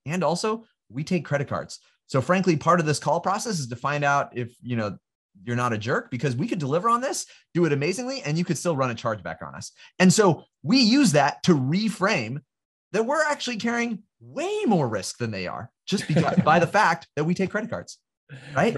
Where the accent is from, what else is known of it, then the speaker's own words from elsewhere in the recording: California, United States; I'm from California. I grew up in, and, uh, in California